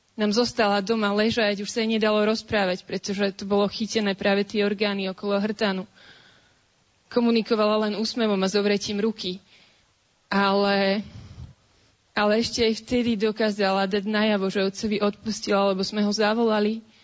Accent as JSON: {"language": "Slovak", "town": "Bratislava", "region": "Bratislava Region", "country": "Slovakia", "said": "som z Bratislavy"}